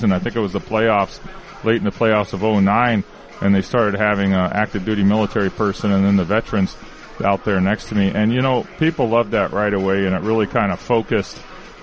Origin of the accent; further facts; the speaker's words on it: Washington, United States; moved away; also born or lived in Chicago; I grew up in Washington State